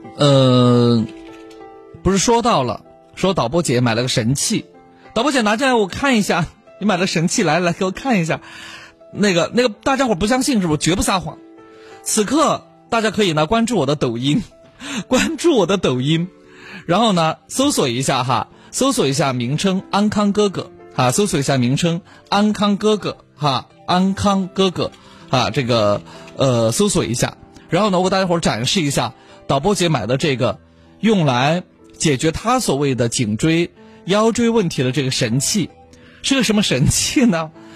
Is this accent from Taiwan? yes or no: no; China; 我们中国人在泰国其实挺受欢迎的